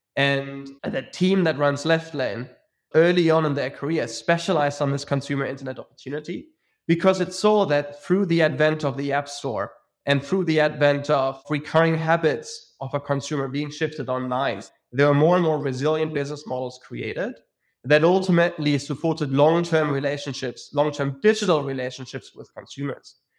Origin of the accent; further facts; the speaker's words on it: Munich, Bavaria, Germany; moved away as an adult; also born or lived in Zurich / London; I'm born and bred in Munich, Germany.